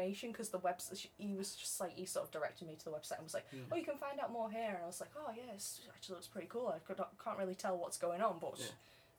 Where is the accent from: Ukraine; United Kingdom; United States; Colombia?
United Kingdom; England; Seeing as though I've lived in England my entire life